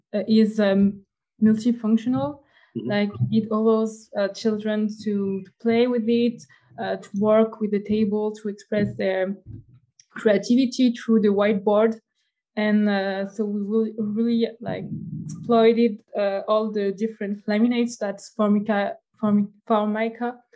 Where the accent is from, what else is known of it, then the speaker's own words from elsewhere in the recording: France; now in Montreal, Canada; I come from France, but I'm an international student at a University of Montreal